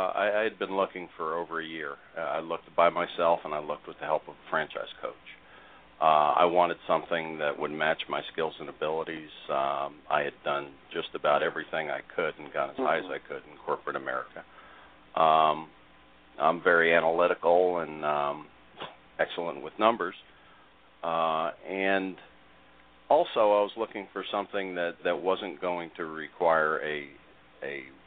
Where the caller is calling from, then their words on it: Riverview, Florida, United States; I live in the Tampa Bay area, a small town in the suburbs of Tampa, Riverview, Florida.